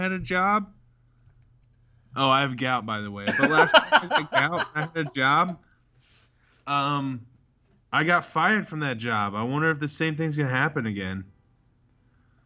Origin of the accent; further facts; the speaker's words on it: Marion, United States; I'm from Marion.